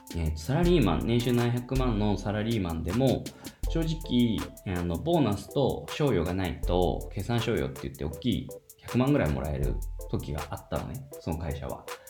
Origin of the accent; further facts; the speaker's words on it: Miyazaki, Japan; この地元の宮崎